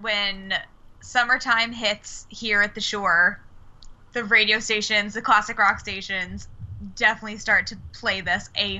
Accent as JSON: {"language": "English", "region": "New Jersey", "country": "United States", "said": "I'm from South Jersey. We do have some of the same colloquialisms."}